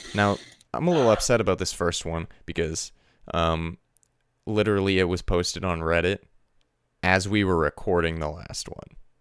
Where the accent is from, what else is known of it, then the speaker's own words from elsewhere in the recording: Canada; as a Canadian